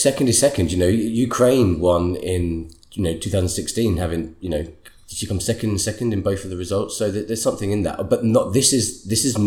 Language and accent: English; Sweden; moved away; my home country